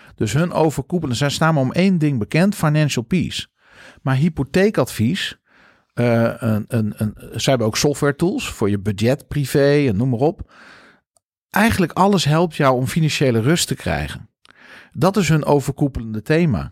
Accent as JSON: {"language": "Dutch", "country": "Netherlands", "said": "wij als Nederlanders doen."}